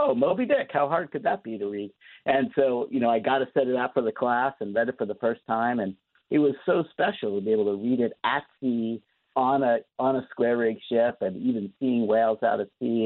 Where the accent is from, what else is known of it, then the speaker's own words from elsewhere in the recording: outside of Philadelphia, Pennsylvania, United States; I grew up outside of Philadelphia, suburban kid